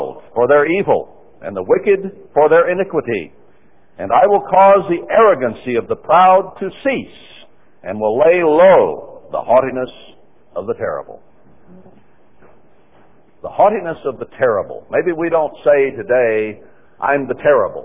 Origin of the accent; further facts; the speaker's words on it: Texas, United States; I was born in Texas